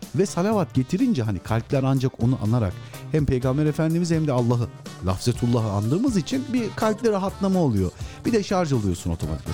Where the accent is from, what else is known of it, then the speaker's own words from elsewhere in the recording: Sinop, Turkey; ben Sinopluyum